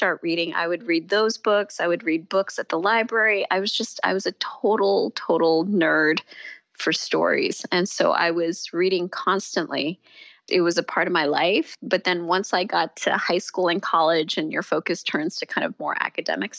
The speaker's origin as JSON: {"language": "English", "town": "San Diego", "region": "California", "country": "United States", "tie": "born or raised there", "moved": "yes", "said": "growing up in San Diego in the 80s"}